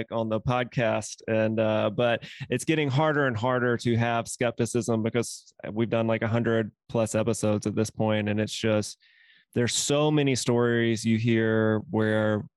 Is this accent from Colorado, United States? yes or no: no; Mississippi, United States; moved away; I'm from Mississippi originally.